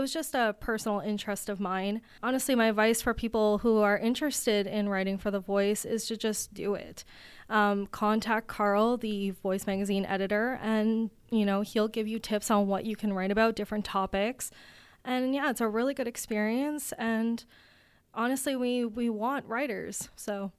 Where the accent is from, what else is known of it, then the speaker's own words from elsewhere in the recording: Riverview, New Brunswick, Canada; now in Kitchener, Canada; I'm originally from Riverview, New Brunswick, but I'm currently living in Kitchener, Ontario